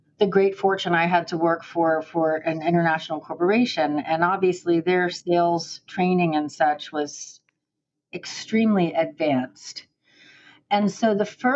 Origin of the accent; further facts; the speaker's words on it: Miami, Florida, United States; moved away as an adult; now in Gainesville, United States; I was born and raised in Miami